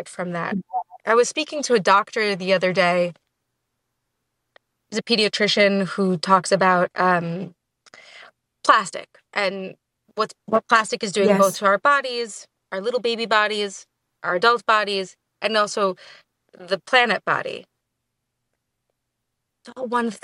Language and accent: English; New York City, New York, United States; I was born and raised in New York